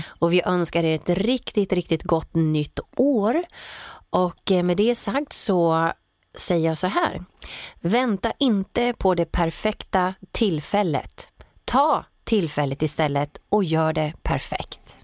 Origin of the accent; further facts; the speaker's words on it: Åtvidaberg, Östergötland, Sweden; där jag också bodde då i Åtvidaberg där jag växte upp som ligger i Östergötland